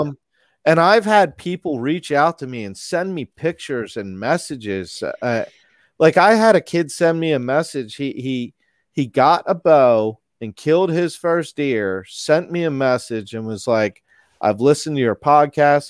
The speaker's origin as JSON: {"language": "English", "region": "Maryland", "country": "United States", "tie": "born or raised there", "also_born_or_lived": "Pennsylvania", "said": "I moved to Maryland when I was about five, and I've been here since"}